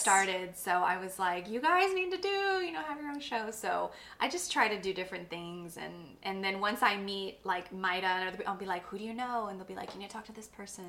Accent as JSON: {"language": "English", "town": "Corpus Christi", "region": "Texas", "country": "United States", "said": "I come from Corpus, I come from a certain part of Corpus, I'm Mexican American"}